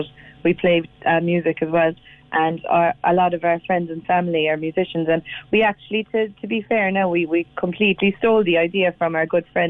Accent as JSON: {"language": "English", "town": "Cobh", "region": "Munster", "country": "Ireland", "said": "I'm from Cove."}